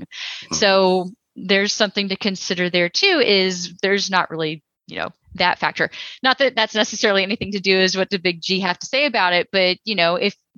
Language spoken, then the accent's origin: English; Texas, United States; I'm from Texas